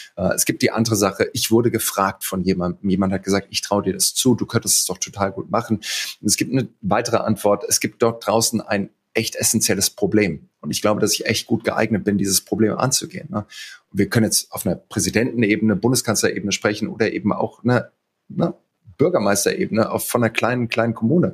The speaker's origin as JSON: {"language": "German", "town": "Heidelberg", "region": "Baden-Württemberg", "country": "Germany", "tie": "born or raised there", "also_born_or_lived": "Greenville, South Carolina", "said": "Ich bin in Heidelberg groß geworden"}